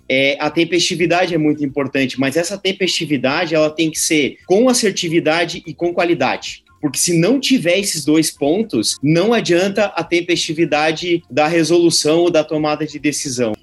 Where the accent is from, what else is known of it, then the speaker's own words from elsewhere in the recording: Brazil; a gente como brasileiro